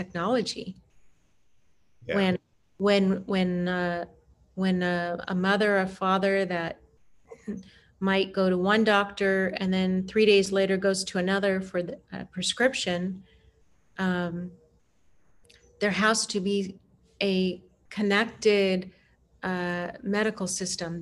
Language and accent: English; Germany; now in Portland, United States; I grew up partly in Germany